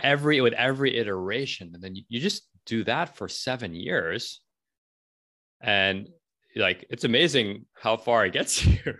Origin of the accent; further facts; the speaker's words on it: New York City, New York, United States; I'm from New York City